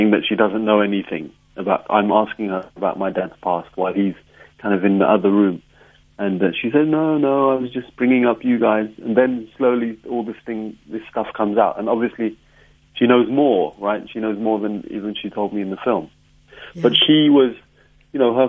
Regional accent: London, United Kingdom; I had more access to my Capetonian side of my life growing up in London than the Libyan side during those days.

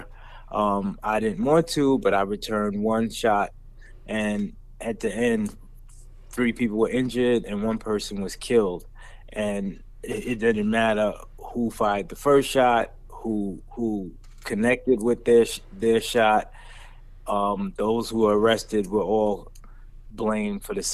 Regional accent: New York, United States; I grew up in New York during the height of the crack era, in the 80s and 90s

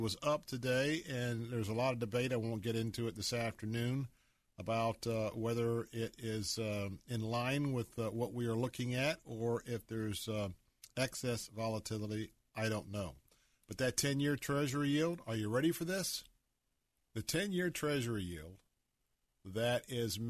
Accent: Tampa, Florida, United States; I was born right here in Tampa, Florida. And in the neighborhoods that I grew up, I attended Tampa Bay Elementary School

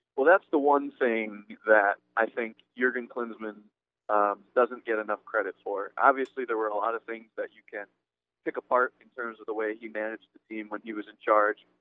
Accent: Connecticut, United States; moved away; In Connecticut, they're trying to start a new USL team coming, I think, next year. My my home state

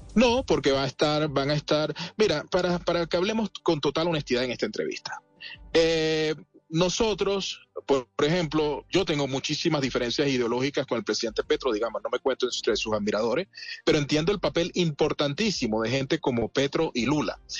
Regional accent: Venezuela; yo como venezolano y dirigente opositor

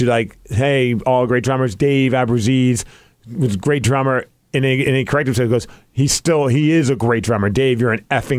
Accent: Seattle, Washington, United States; And I'm like, I'm from Seattle

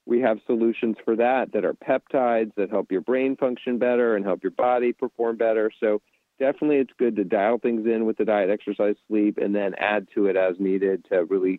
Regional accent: Charleston, South Carolina, United States; South Carolina, Charleston.

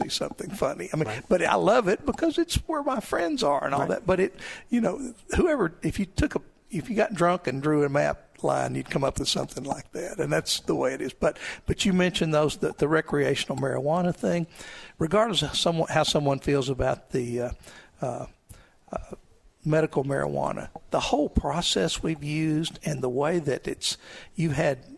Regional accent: Crossett, Arkansas, United States; I was born in Crossett

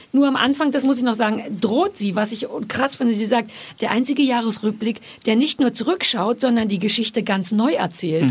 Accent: Berlin, Germany; als Berliner und als Ossi

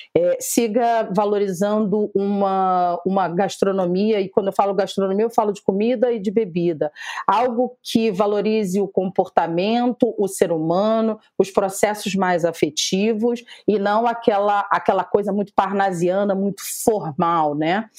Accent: Rio de Janeiro, Brazil; estamos enquanto cariocas

